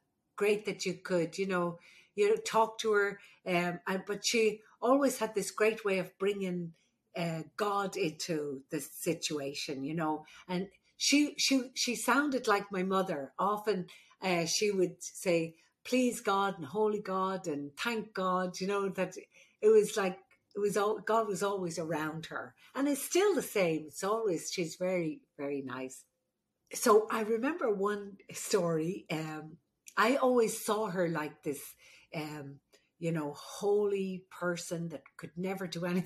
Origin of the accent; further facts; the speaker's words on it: Ireland; moved away; the Irish midwife